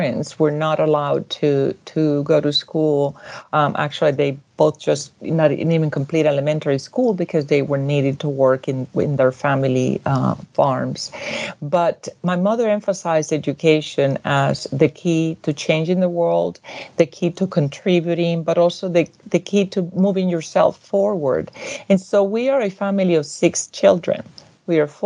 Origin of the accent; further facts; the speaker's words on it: Puerto Rico; moved away as an adult; also born or lived in Berkeley, California; now in Arlington, United States; I am from Puerto Rico. I was born and raised in Puerto Rico.